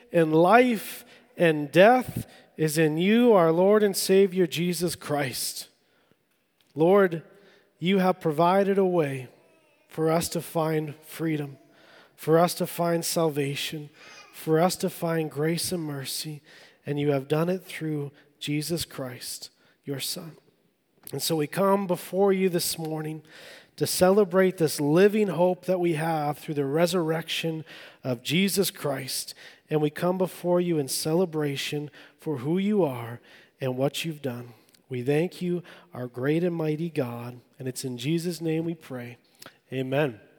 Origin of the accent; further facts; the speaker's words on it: Vancouver Island, British Columbia, Canada; I grew up on Vancouver Island